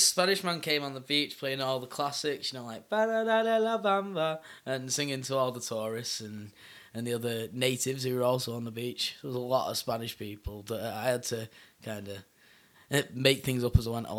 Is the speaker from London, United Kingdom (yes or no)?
no; Bury, North West England, United Kingdom; my hometown of Bury